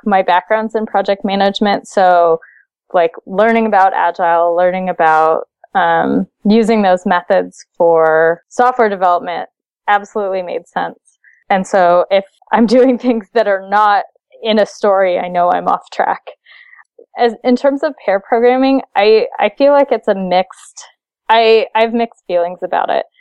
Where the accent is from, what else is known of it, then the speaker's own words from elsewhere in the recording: Seattle, Washington, United States; I'm from Seattle